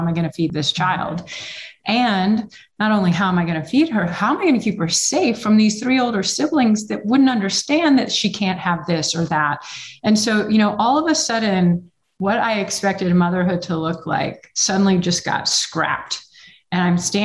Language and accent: English; Texas, United States; I'm from Texas and you didn't really see a lot of it in Texas back then